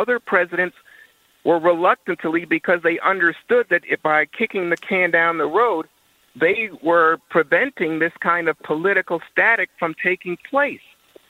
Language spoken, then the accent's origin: English; United States; it's just unacceptable to me as an American that we would say, oh, yeah, it's okay for us to remain in what is a forever war.